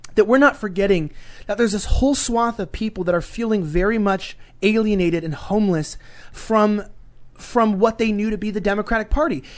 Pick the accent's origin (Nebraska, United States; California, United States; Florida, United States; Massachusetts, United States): California, United States; Los Angeles; accent: Valley Girl; growing up in Los Angeles